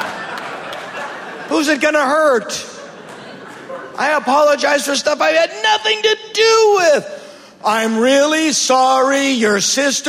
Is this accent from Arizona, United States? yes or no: no; Boston area, Massachusetts, United States; now in Los Angeles, United States; I'm from Boston, which is a very liberal, progressive town. It is, you know, near the colleges. And but you go 30 minutes outside of town where I'm really from